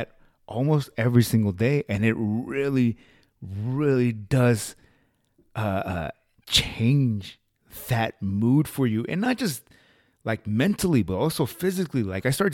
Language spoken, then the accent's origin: English; the West, United States; I grew up here out in the West